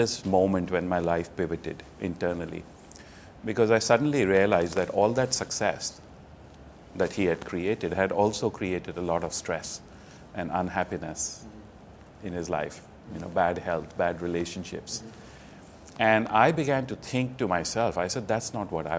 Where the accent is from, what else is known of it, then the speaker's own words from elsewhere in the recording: New Delhi, Delhi, India; moved away; I'm from India originally, mm-hmm. New Delhi. I was born into a business family